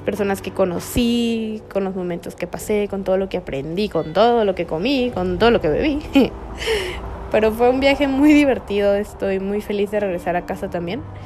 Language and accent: Spanish; Tijuana, Baja California, Mexico